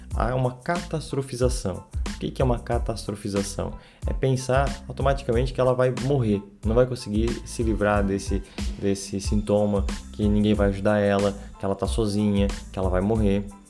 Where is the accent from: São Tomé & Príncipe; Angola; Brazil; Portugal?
Brazil; Santa Catarina; sou de Santa Catarina